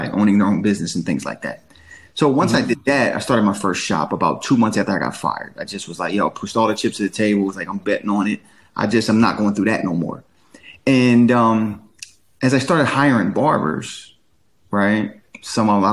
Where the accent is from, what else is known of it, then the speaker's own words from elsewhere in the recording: Claymont, Delaware, United States; moved away as an adult; also born or lived in Chester, Pennsylvania / Philadelphia, Pennsylvania; now in Atlanta, United States; I'm originally from the Chester, Pennsylvania area. I lived in Claymont, Delaware, a majority of my childhood.